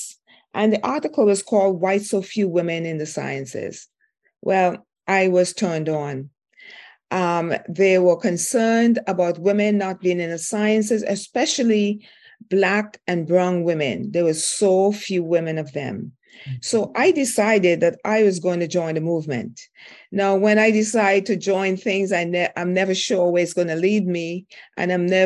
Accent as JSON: {"language": "English", "country": "St. Vincent & Grenadines", "tie": "born or raised there", "moved": "yes", "said": "I grew up in St. Vincent, West Indies"}